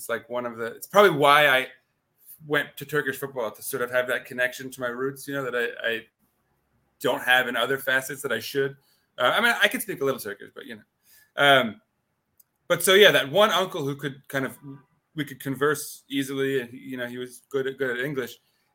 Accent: New York City, New York, United States; I grew up here in New York City, born and raised.

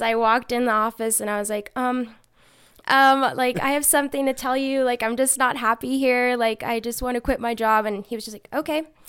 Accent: Reno, Nevada, United States; also born or lived in Bakersfield, California / Chico, California; raised here in Reno.

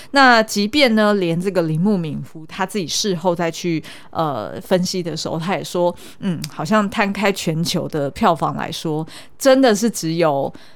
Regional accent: Taiwan; 用我们台湾人的角度来看

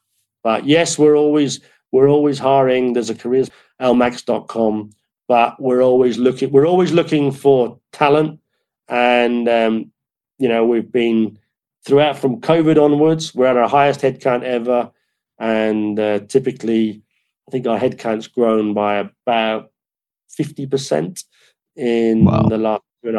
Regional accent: Ireland; But look, you know, I come from Ireland. I live in the British Isles.

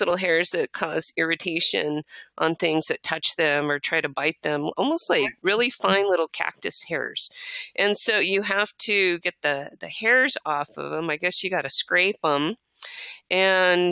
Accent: El Paso, Texas, United States; also born or lived in Fort Worth, Texas; I was born in Fort Worth, Texas. That's before we moved to El Paso.

